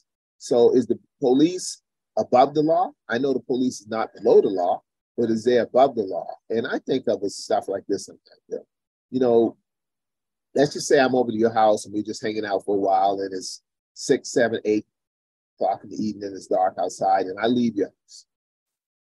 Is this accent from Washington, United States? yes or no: no; Charleston, South Carolina, United States; my hometown in Charleston, South Carolina